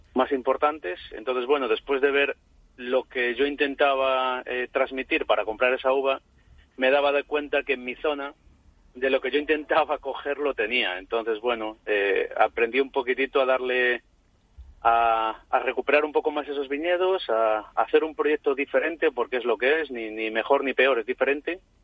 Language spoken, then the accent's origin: Spanish; village on the León–Galicia border, Bierzo area, Castile and León, Spain; mi tierra y mi casa